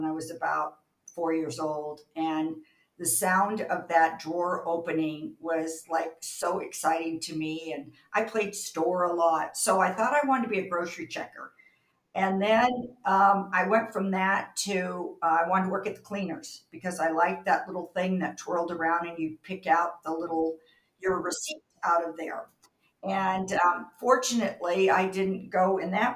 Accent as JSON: {"language": "English", "region": "Southern California", "country": "United States", "tie": "born or raised there", "moved": "as an adult", "said": "up until a year ago, I was a native Californian. Had a wonderful Southern California typical childhood."}